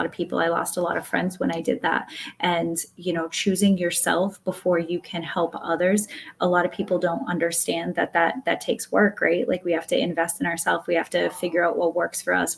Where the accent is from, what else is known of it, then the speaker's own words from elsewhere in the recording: Massachusetts, United States; I'm from Massachusetts